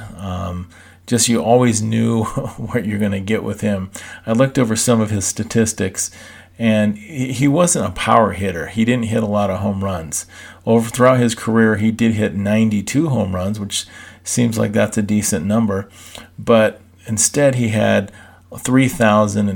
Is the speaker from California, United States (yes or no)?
yes; Southern California, United States; I grew up in Southern California